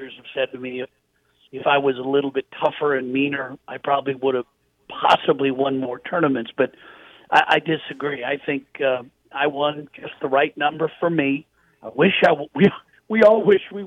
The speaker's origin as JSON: {"language": "English", "town": "Portland", "region": "Oregon", "country": "United States", "tie": "born or raised there", "said": "I grew up in Portland, Oregon"}